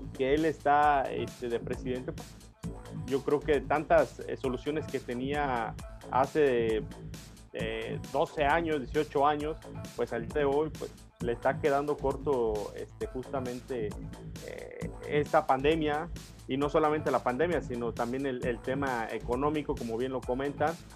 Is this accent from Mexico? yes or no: yes; Mexico; nosotros como ciudadanos mexicanos